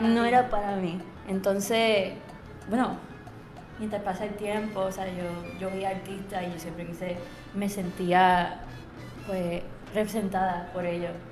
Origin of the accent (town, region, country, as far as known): Trujillo Alto, Puerto Rico; born or raised there; also born or lived in Germany / Texas / New York / London